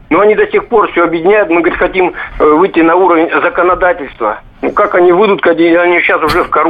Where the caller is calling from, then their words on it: Barnaul, Altai Krai, Russia; Я из Барнаула.